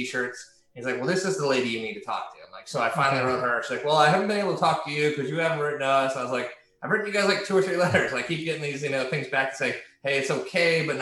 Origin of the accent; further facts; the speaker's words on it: Hawaii, United States; moved away; also born or lived in California; I'm a kid from the West Coast, grew up in Hawaii, California